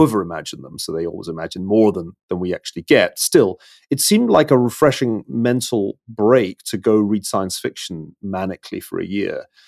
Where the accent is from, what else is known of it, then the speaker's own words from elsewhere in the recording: Glasgow, Scotland, United Kingdom; I'm from Glasgow